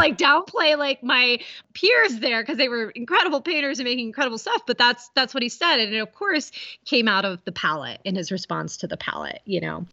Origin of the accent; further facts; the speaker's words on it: Appalachian Ohio, United States; moved away as an adult; also born or lived in Boston; I was born in Ohio, so I'm originally from Appalachia, Ohio, in a really small town. I grew up hiking and in the woods